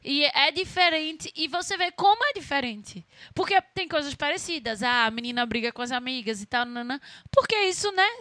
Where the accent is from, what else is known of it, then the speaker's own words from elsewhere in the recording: Brazil; eu sou brasileira